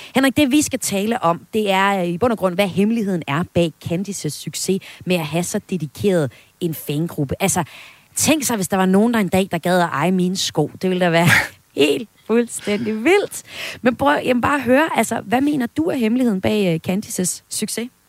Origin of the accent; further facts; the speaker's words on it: Vesthimmerland Municipality, North Denmark Region, Denmark; min hjemstavn, hjemstavn fra Vesthimmerlands Kommune, hvor jeg kommer fra, og fra Suldrup Byfest